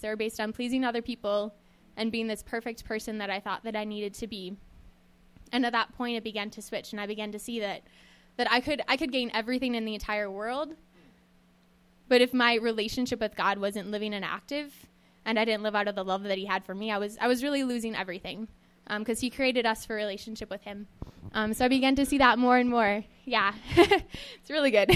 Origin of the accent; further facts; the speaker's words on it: Western Minnesota, United States; I grew up in Western Minnesota, um, on a farm in the middle of nowhere